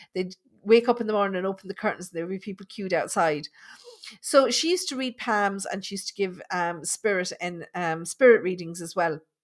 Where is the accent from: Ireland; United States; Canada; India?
Ireland; Thurles, Munster; moved away; also born or lived in London; I grew up in Thurles in Tipperary